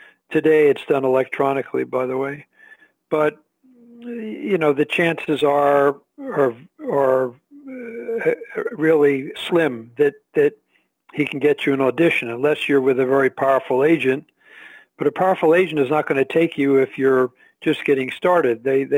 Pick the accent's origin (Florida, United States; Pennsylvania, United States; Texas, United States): Pennsylvania, United States; Philadelphia; No, I was born and raised in Philadelphia, and I, after graduating from school here in Philadelphia, I moved to L.A. to pursue an acting career.